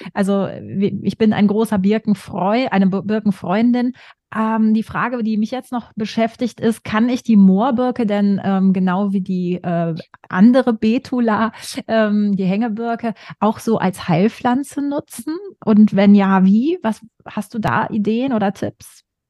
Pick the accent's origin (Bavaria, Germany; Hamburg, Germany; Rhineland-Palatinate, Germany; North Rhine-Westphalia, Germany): North Rhine-Westphalia, Germany; western Germany, near the Hohes Venn; ich komme aus dem Westen Deutschlands, dann in der Nähe ist das hohe Fenn, ja ne, auch alte, große Moorgegend